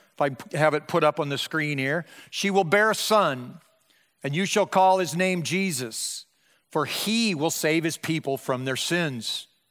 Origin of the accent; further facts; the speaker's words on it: Breda, Iowa, United States; moved away; my hometown, Breida, Iowa, which was four hundred ninety-nine people in nineteen seventy-five